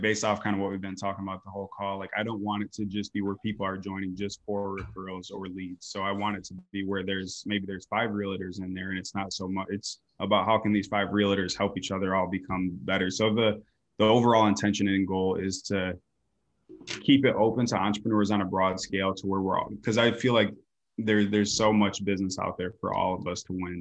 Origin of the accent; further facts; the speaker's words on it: Grand Rapids, Michigan, United States; moved away as an adult; now in Phoenix, United States; I came from Michigan originally, like Grand Rapids area